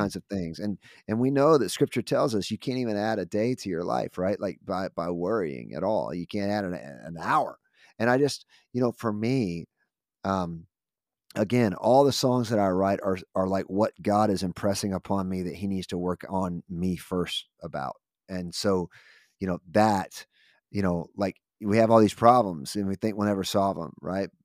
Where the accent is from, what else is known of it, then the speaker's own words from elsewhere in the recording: United States; I'm grateful for this amazing country that we live in.